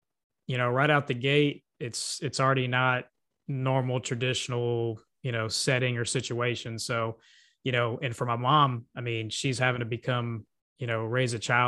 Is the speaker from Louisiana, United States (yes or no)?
yes; Lafayette, Louisiana, United States; also born or lived in Kaufman, Texas; So at first I was born in Kaufman, Texas. Then we came back here to Lafayette, Louisiana.